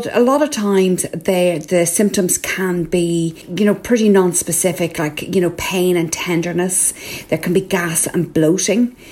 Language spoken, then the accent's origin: English; Ireland